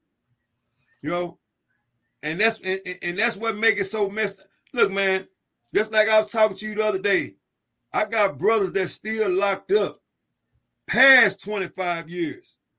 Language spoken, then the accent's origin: English; Dallas, Texas, United States; I'm born and raised in West Dallas, Texas, man. Born and raised in West Dallas, Texas. Housing projects.